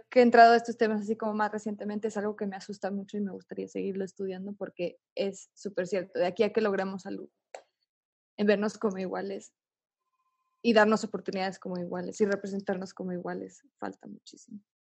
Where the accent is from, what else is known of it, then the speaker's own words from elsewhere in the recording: Mexico; nosotros como mexicanas y mexicanos